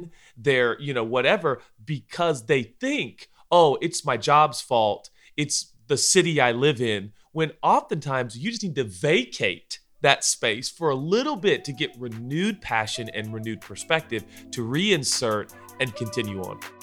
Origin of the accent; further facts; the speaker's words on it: United States; we were born and bred in the United States of America